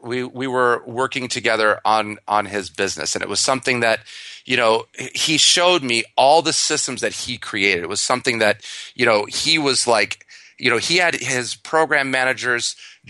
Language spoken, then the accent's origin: English; Michigan, United States; I'm from Michigan originally, so I have a lot of car analogies.